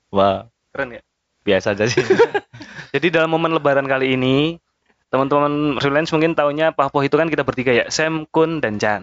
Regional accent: Kalimantan, Indonesia; karena aku dulu ya lebaran waktu kecil di Kalimantan ada lebaran juga di sana

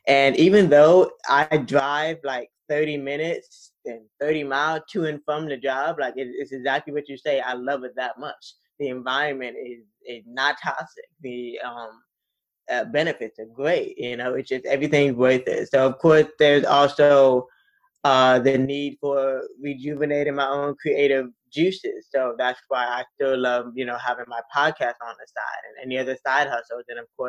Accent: Florida, United States; also born or lived in East Tennessee / DC area; So I was born in South Florida, and then my dad is from East Tennessee. So we were also kind of back and forth between East Tennessee as well.

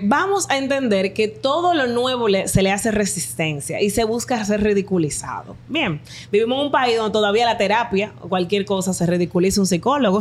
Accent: Dominican Republic; Mi país somos el barrio y el campo

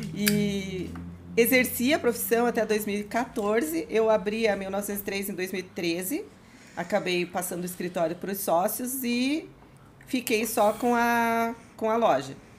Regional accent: Curitiba, Paraná, Brazil; de Curitiba, sou nascida em Curitiba

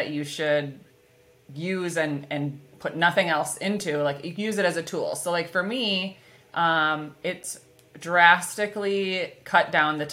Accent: Minnesota, United States; accent: Minnesotan; my Minnesotan accent

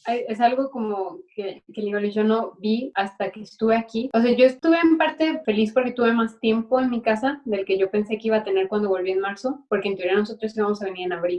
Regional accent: Guadalajara, Jalisco, Mexico; moved away as an adult; now in Paris, France; yo vengo de mi pasividad de Guadalajara, mexicana

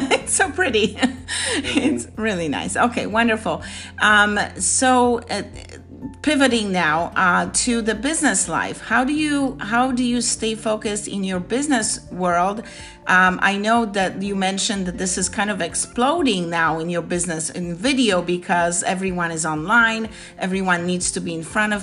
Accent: Poland; I'm Polish

